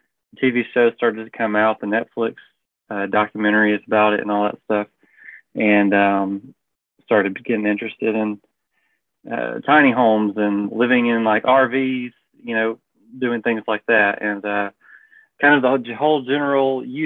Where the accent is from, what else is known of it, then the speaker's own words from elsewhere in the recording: Prattville, Alabama, United States; now in Montgomery, United States; I grew up in Prattville, a large family